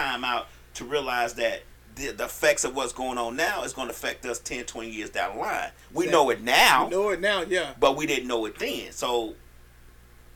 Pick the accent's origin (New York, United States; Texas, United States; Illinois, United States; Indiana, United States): Illinois, United States; Chicago; now in Atlanta, United States; I was born and raised in Chicago